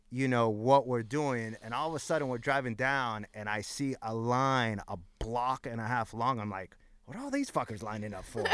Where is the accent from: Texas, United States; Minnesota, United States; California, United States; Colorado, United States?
California, United States; Los Angeles; At the time that I grew up in East L A, like, in my high school alone, there was fifty D Js.